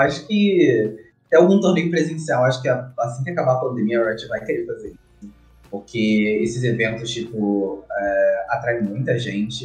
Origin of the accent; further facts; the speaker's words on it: Rio de Janeiro, Brazil; Eu sou do Rio de Janeiro, nasci no Rio de Janeiro